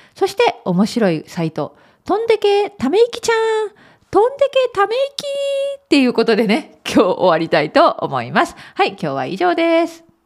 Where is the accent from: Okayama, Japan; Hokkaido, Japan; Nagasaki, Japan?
Okayama, Japan; now in Belfast, United Kingdom; 私のふるさと 岡山県